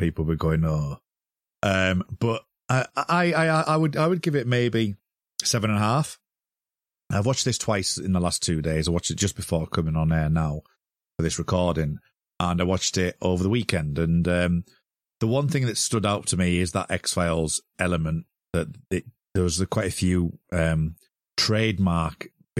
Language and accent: English; United Kingdom; we're both British.